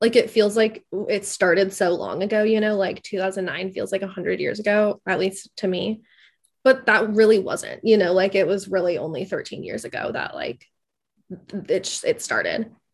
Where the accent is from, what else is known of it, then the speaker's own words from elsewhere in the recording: Midwest, United States; as the resident Midwesterner